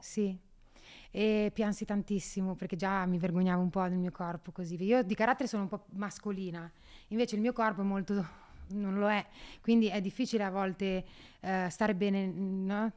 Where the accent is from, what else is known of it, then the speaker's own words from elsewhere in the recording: Solarolo, Emilia-Romagna, Italy; Io vengo da Solarollo in provincia di Ravenna, siamo 4.000 persone